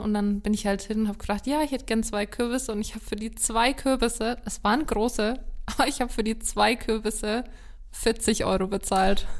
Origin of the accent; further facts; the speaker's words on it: Lower Franconia, Bavaria, Germany; bei uns in Unterfranken